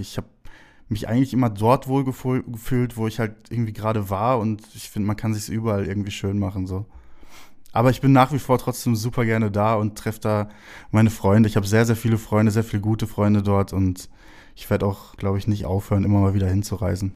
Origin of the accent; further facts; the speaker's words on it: Herne, North Rhine-Westphalia, Germany; moved away; bin in Wanne-Eickel geboren